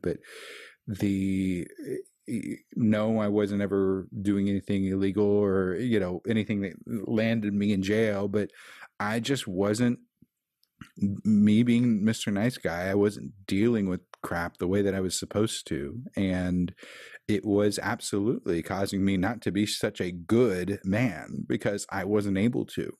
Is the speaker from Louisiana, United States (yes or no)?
no; Kansas City, Missouri, United States; I'm from Kansas City